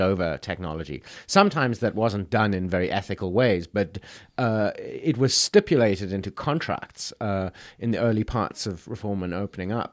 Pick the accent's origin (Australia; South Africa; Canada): South Africa; a South African citizen